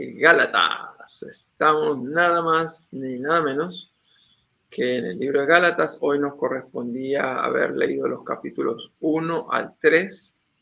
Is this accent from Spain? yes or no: no; Argentina; mi país, Argentina